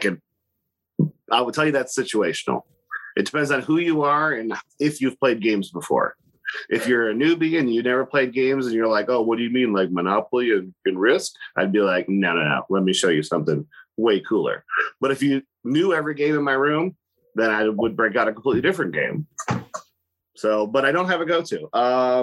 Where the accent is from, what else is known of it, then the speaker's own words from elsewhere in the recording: Monroeville, Ohio, United States; It's called Monroeville.